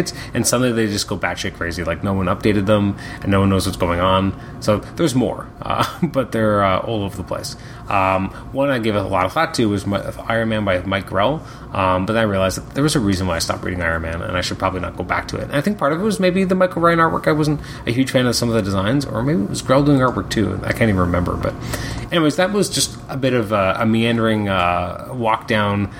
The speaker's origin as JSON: {"language": "English", "country": "Canada", "said": "I'm Canadian"}